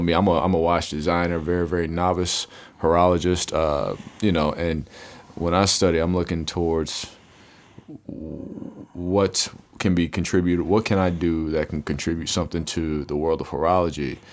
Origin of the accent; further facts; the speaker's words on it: United States; being American in America